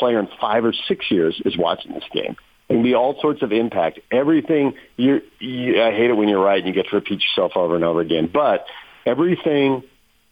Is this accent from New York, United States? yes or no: no; Southern California, United States; I grew up in Southern California